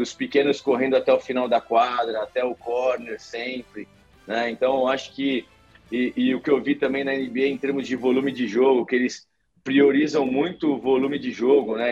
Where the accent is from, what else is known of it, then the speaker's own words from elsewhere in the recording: Brazil; a gente é brasileiro